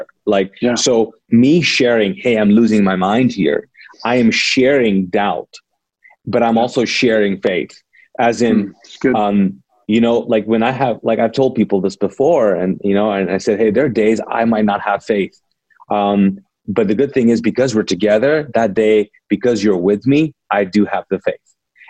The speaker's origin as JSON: {"language": "English", "country": "Pakistan", "also_born_or_lived": "Middle East", "moved": "yes", "lives_now": "United States", "said": "I'm a Pakistani, ex-Muslim, born in the Middle East, came to here after the Gulf War '92"}